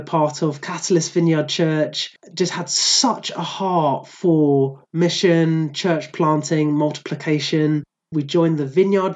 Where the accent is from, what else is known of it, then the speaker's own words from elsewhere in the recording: Croydon, London, United Kingdom; also born or lived in Aberdeenshire, Scotland; now in Inverclyde, United Kingdom; I grew up in a very charismatic Anglican church in South London. So I'm originally from Croydon